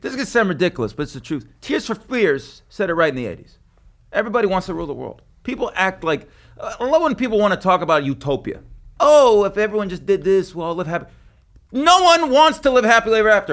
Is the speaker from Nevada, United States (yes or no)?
yes; Las Vegas, Nevada, United States; moved away; I'm from there.